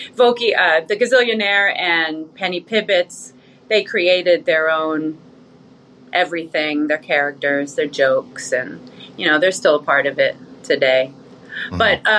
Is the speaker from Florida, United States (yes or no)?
no; New York City, New York, United States; moved away as an adult; also born or lived in California; now in Las Vegas, United States; New York. I lived there for the most of my life. But I kind of grew up in foster care. And before that was California. I was born in California, actually, but I moved away from there as a kid. So New York in the house.